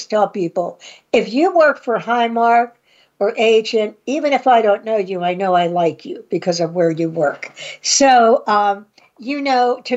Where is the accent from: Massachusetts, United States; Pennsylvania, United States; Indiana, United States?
Pennsylvania, United States; now in Pittsburgh, United States; I grew up in one of those areas, more conservative, in New Galley, PA